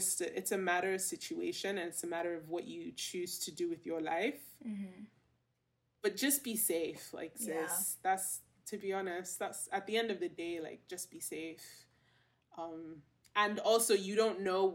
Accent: Lagos, Nigeria; moved away; I'm from Lasgidi, Lagos, Nigeria

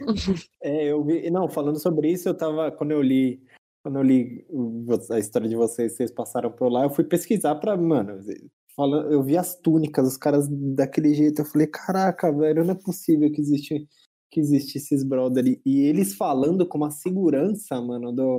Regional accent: São Paulo, Brazil; a gente é de São Paulo

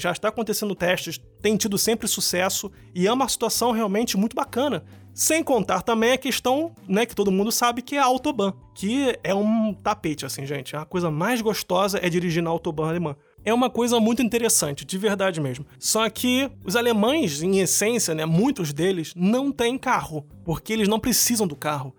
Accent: Rio de Janeiro, Brazil; moved away as an adult; now in Germany; o Rio de Janeiro, que é a minha realidade, de onde eu vim

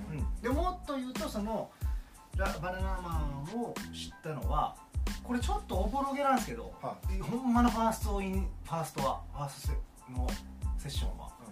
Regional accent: Hiroshima, Japan; also born or lived in Osaka; now in Tokyo, Japan; 僕って広島出身の大阪住んで、はいはい東京に来たっていう流れ

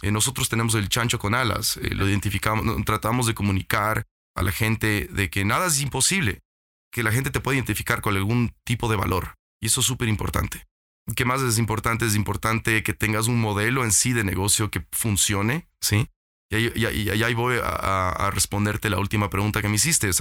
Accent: Ecuador; regresé al Ecuador

